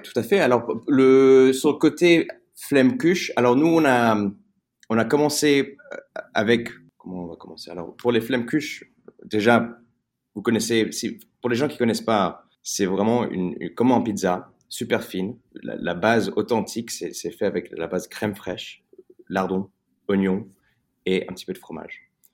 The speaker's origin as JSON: {"language": "French", "region": "England", "country": "United Kingdom", "tie": "born or raised there", "second_language": "French", "said": "j'ai grandi en Angleterre. je suis né en Angleterre, mais mes parents sont français"}